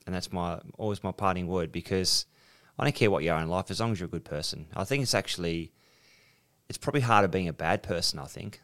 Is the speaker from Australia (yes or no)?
yes; South Coast, two hours out of Sydney, New South Wales, Australia; I was born on the South Coast, two hours out of Sydney, had some wonderful teachers